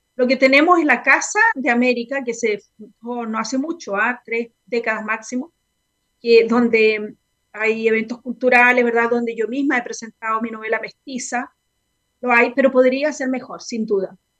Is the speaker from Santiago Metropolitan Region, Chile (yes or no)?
no; Concepción, Biobío, Chile; yo vengo de Concepción